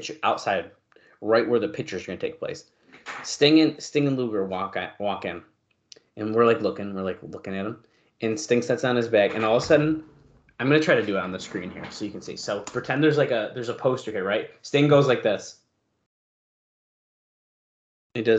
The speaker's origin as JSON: {"language": "English", "town": "Syracuse", "region": "New York", "country": "United States", "tie": "born or raised there", "said": "I grew up like a half mile from this post office."}